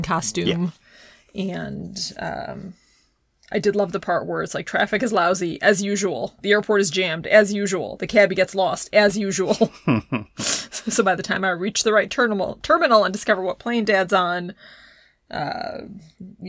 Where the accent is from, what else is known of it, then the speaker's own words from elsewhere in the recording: near Deerfield, Illinois, United States; I grew up near Deerfield